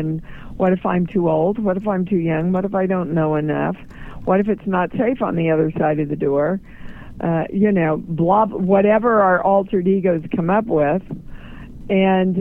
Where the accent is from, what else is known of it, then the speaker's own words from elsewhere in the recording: Midwest, United States; I'm from the Midwest